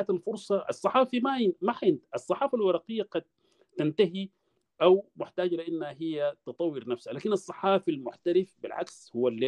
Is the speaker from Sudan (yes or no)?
yes; Sudan; moved away; انا لما طلعت من السودان حقيقه اجريت ما اقل من 500 حوار